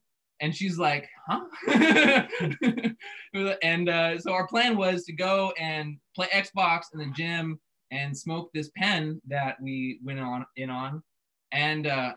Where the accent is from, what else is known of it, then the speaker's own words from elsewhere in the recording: Central Coast, San Luis Obispo / Santa Maria, California, United States; we grew up in the same little city. Actually, we went to preschool together